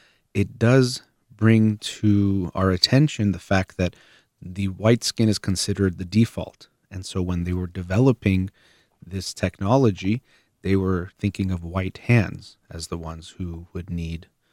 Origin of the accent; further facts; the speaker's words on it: United States; I myself am Iranian-American and consider myself American